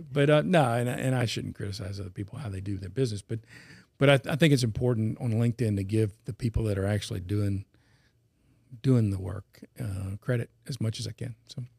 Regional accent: Baton Rouge, Louisiana, United States; also born or lived in Atlanta / North Carolina / New Orleans; I was born and raised in Baton Rouge

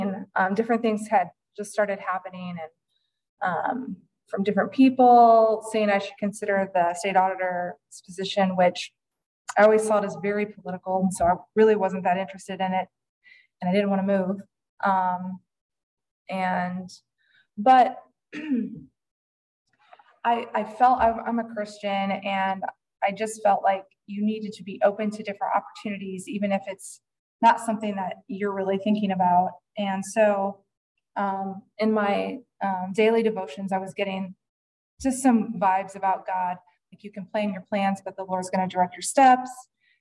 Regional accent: Fort Wayne, Indiana, United States; I'm from Fort Wayne, Indiana

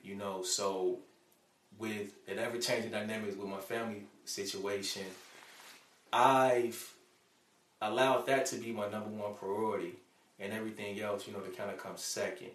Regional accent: Chicago, Illinois, United States; moved away as an adult; now in Alabama, United States; when I was growing up in Chicago, man, I grew up in the ghetto

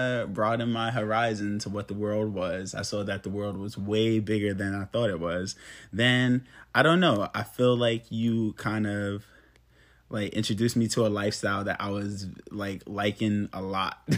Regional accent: New York City, New York, United States; I grew up in New York, Brooklyn, New York.

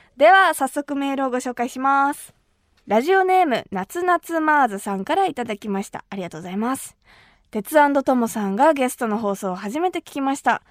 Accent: Kumamoto, Japan; 私たちの地元熊本

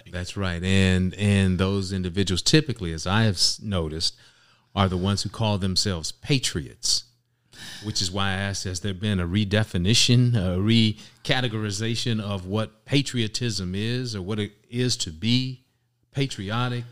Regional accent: Indianapolis, Indiana, United States; moved away as an adult; also born or lived in Chicago, Illinois; I was born in Indianapolis, Indiana, and that is where I was, uh, spent most of my time. I was raised there. I lived there till I was about, uh, forty, in my forties

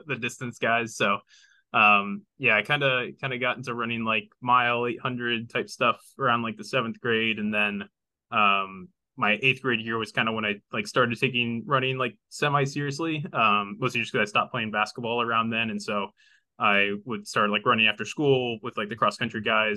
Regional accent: Terre Haute, Indiana, United States; growing up in Indiana played basketball at some point.

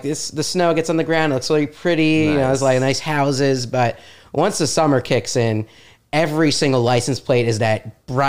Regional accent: Jersey Shore, New Jersey, United States; born and raised on the Jersey Shore.

